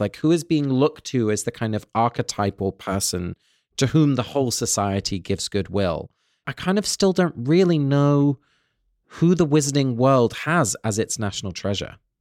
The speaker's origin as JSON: {"language": "English", "region": "England", "country": "United Kingdom", "tie": "born or raised there", "moved": "yes", "said": "growing up in England, you know, I was English a lot of the time, but I was also Dutch. My parents are both from Holland, and we spoke Dutch at home"}